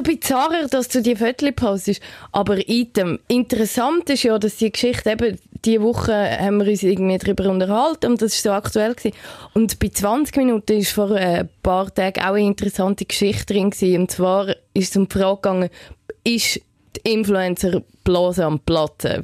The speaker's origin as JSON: {"language": "German", "country": "Switzerland", "said": "bei uns in der Schweiz"}